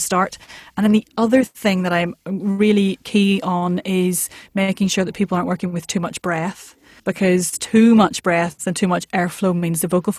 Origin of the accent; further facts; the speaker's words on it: Northern Ireland, United Kingdom; accent: Northern Irish; the music of my accent as a Northern Irish person is very distinctive